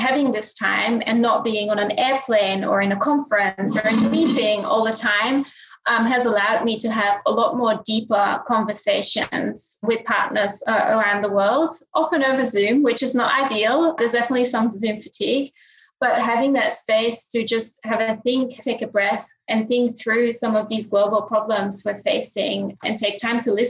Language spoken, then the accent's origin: English; Linden, Flanders, Belgium; moved away; also born or lived in Sydney, Australia; Belgium, where I grew up, my hometown of Linden.